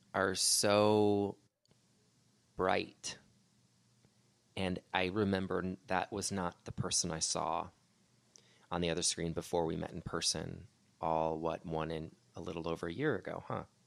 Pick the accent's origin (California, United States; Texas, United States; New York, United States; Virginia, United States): California, United States; Tim likes to make fun of me for being so Cali